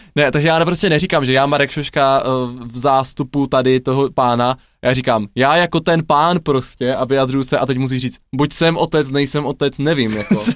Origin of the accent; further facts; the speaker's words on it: Ladná, South Moravian Region, Czechia; also born or lived in Brno / Olomouc; k nám na Jižní Moravu do Ladné